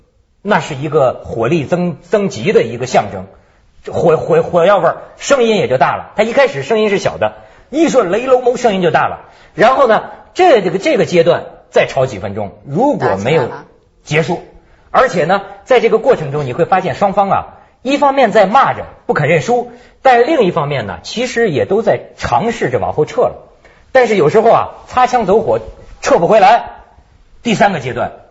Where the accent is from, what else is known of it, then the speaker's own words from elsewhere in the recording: China; now in Hong Kong; 其实啊，我你像我在香港，我感觉到啊，好多香港同事啊羡慕我们大陆人。